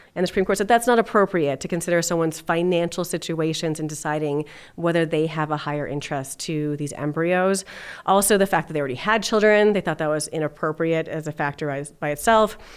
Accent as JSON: {"language": "English", "town": "Los Alamos", "region": "New Mexico", "country": "United States", "tie": "born or raised there", "also_born_or_lived": "California", "moved": "yes", "lives_now": "Denver, United States", "said": "I grew up in Los Alamos, New Mexico"}